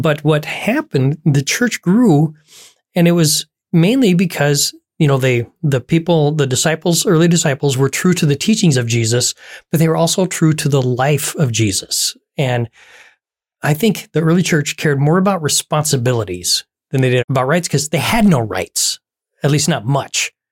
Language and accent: English; United States; here in the U S